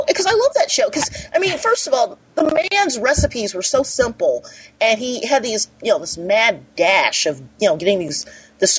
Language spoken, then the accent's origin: English; Springfield, Illinois, United States; I'm from Springfield, Illinois, where we have something called a horseshoe